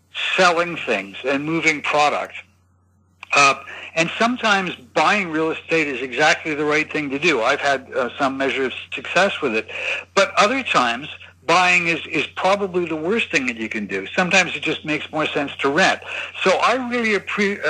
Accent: Canada; moved away as an adult; also born or lived in Tokyo, Japan; now in Hong Kong; I am originally from Canada

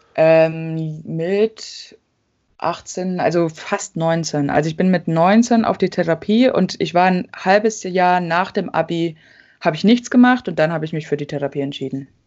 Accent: about an hour from Leipzig, a village in eastern Germany, Germany; sind in so einem Dorf aufgewachsen in Ostdeutschland, äh, bei Leipzig ungefähr, also so eine Stunde von Leipzig entfernt

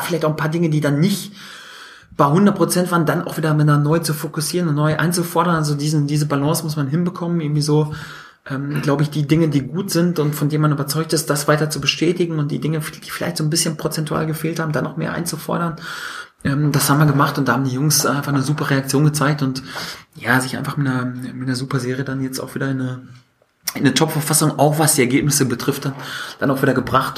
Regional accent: North Rhine-Westphalia, Germany; ich komme ja aus Westfalen

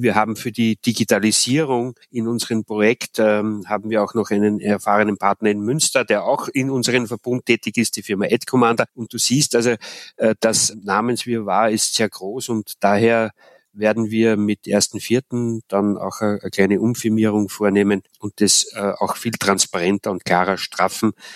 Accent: Austria; moved away as an adult; also born or lived in Ruhr area, North Rhine-Westphalia; now in Germany; in Österreich in meiner Heimat

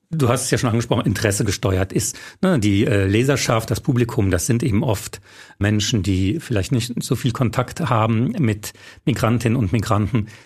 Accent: Saarland, Germany; gerade im Saarland, wo ich herkomme, sehr viele abwertende Begriffe.

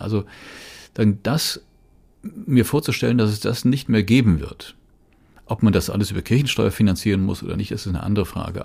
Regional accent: Rhineland, Germany; ich bin im Rheinland geboren, ich bin noch als, als noch Grundschüler Ministrant geworden

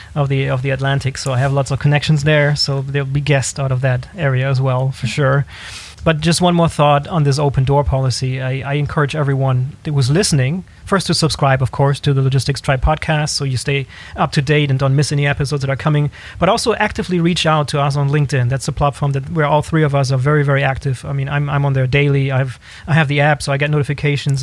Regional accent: Germany; We're all from Germany

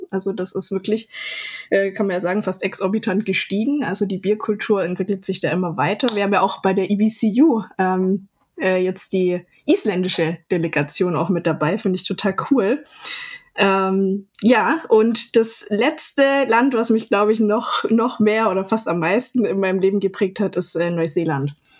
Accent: Ludwigsburg, Baden-Württemberg, Germany; in meiner Heimatstadt

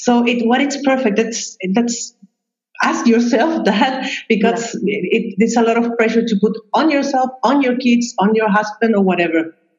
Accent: Chile; moved away as an adult; now in Vienna, Austria; I'm originally from Chile. I was born there, and until um, uh, 10 years ago, yes, 10 years ago, I was living there

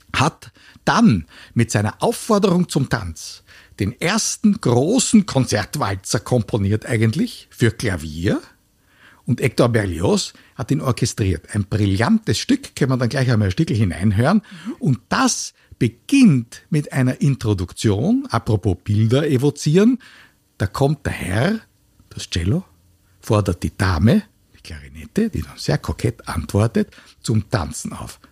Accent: Vienna, Austria; wir als Wiener

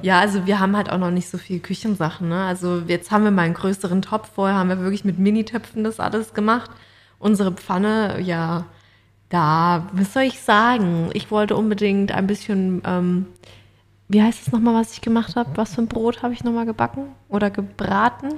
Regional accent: Mannheim, Baden-Württemberg, Germany; moved away as an adult; now in Australia; bei uns in Mannheim

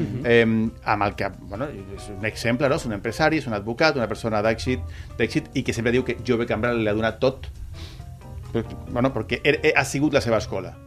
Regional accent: Canary Islands, Spain; also born or lived in Barcelona; now in Tarragona, Spain; jo, jo he crescut a Canàries. Mm -hmm. He crescut a Canàries

